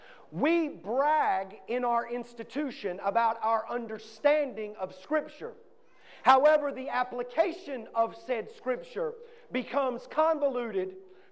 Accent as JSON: {"language": "English", "town": "New London", "region": "North Carolina", "country": "United States", "tie": "born or raised there", "said": "I'm from Stanley County, North Carolina. I grew up in a little town called New London, right outside of Albemarle, North Carolina."}